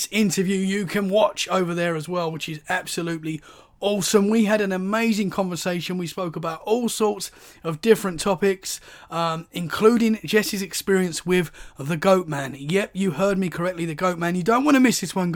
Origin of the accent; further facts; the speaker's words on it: Essex, East of England, United Kingdom; now in Dorset, United Kingdom; So I'm from Essex, which is right near London, but now I live in Dorset, which is about 2 hours from London. So I'm still a London boy, really